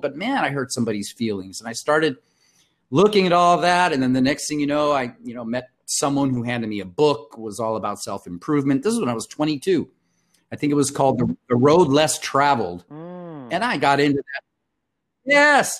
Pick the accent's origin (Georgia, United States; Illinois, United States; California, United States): California, United States; Compton; also born or lived in Mexico / Brazil / India; now in San Diego, United States; the majority of my youth were uh, spent, uh, as you and I had discussed, in Compton, California